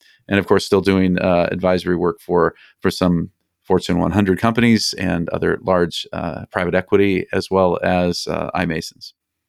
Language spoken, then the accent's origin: English; Colorado, United States; also born or lived in Minnesota / Arizona; now in California, United States; I was born in Minnesota and moved to Colorado when I was six, moved out to Arizona to go to school, and then hit the California coast, and I've been here for 31 years ever since.